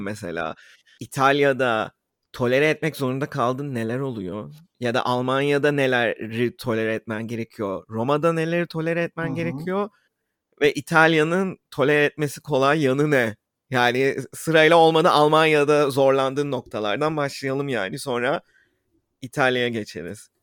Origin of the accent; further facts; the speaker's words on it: Istanbul, Turkey; İstanbul'da büyüdüğümüz için